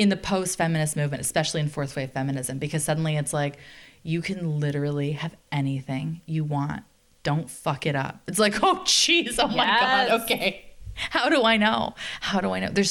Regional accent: Canada; I'm Canadian

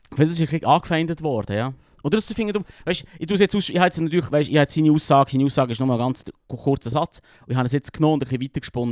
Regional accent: Switzerland; als Schweizer

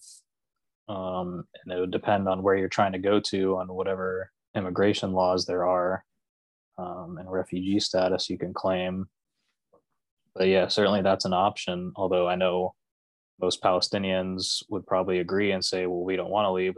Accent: Florida, United States; I grew up in Florida.

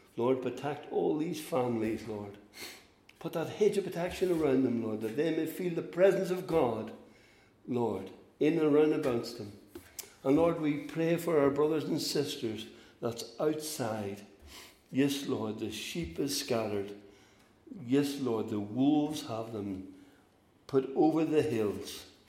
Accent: Northern Ireland, United Kingdom; We're from Northern Ireland

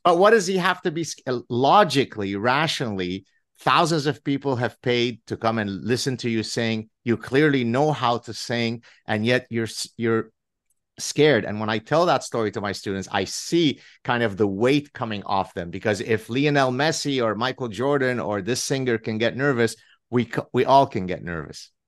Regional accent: Lebanon; English is a second language; moved away; I grew up in Lebanon

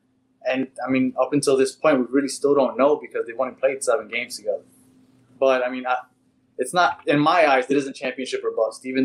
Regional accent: New York City, New York, United States; now in Miami, United States; I'm from Brooklyn. I moved down to Miami a while ago. So I moved down here.

